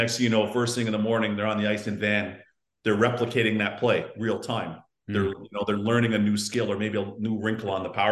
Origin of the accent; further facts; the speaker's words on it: Toronto, Ontario, Canada; we grew up on the Canadian Tire cash.